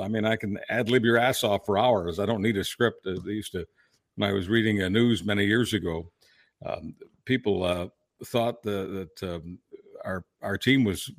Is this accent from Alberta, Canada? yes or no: no; Mount Royal, Quebec, Canada; also born or lived in Toronto / Hamilton; because Pierre Trudeau was my MP, the riding that I grew up in Mount Royal. And so I moved to Toronto, Hamilton, a bunch of places in Southern Ontario.